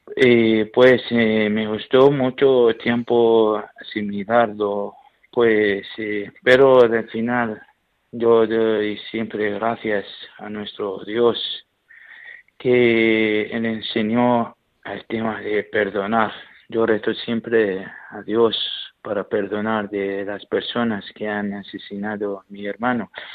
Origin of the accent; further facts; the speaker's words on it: Iraq; Spanish is a second language; now in Albacete, Spain; soy sacerdote de Irak, donde estoy trabajando en eh, España